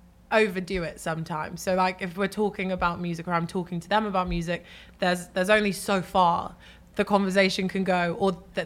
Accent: English countryside, 4 or 5 hours from London, England, United Kingdom; I grew up in the countryside. So maybe like 4 or 5 hours away from London and like driving.

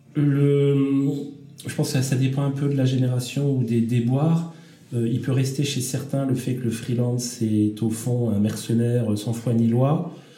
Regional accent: France; en tant que Français

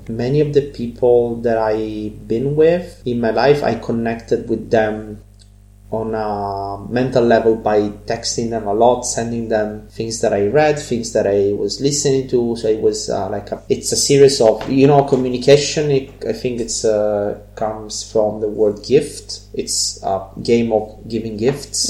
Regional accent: Catania, Sicily, Italy; English is a second language; moved away; I'm from Catania

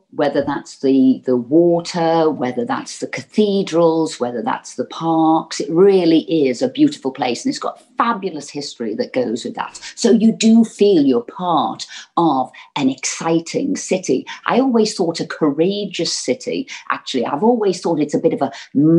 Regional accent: Liverpool, North West England, United Kingdom; growing up in Liverpool

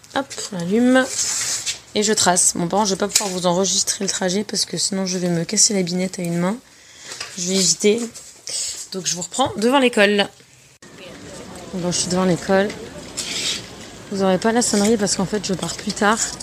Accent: south of France, France; moved away as an adult; now in San Jose, United States; je viens du sud de la France, euh, notamment un peu de l'arrière-pays

